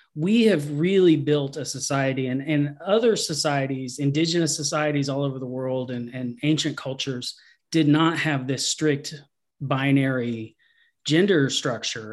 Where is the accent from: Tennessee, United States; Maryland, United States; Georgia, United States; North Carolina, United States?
Georgia, United States; also born or lived in Tucker, Georgia; I'm from Georgia. I was born in, uh, Tucker, Georgia, and then moved out to the country when I was about eight or nine. Uh, so I lived on a farm in a very small town.